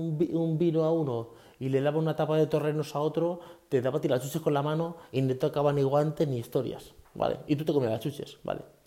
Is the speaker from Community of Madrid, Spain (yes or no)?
yes; Leganés, Community of Madrid, Spain; moved away as an adult; also born or lived in Fuenlabrada / Guadalupe, Cáceres; now in Talavera de la Reina, Spain; salimos de Leganés hasta Guadalupe, Cáceres, que es nuestro pueblo